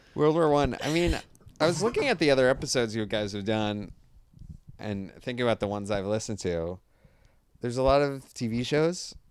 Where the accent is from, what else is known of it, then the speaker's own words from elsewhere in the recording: Rocky Hill, Connecticut, United States; now in Los Angeles, United States; I'm from Rocky Hill.